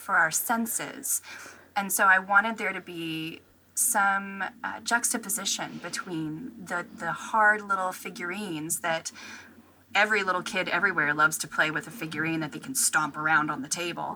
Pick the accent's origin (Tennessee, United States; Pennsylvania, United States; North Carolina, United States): Tennessee, United States; moved away as an adult; now in Virginia, United States; I was actually born and raised in Tennessee